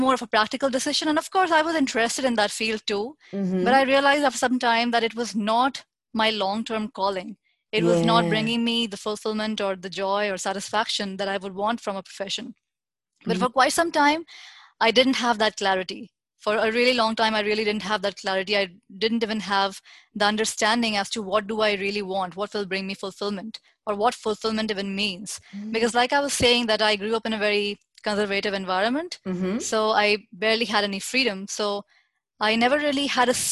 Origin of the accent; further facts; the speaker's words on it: New Delhi, Delhi, India; I'm born and brought up in India, New Delhi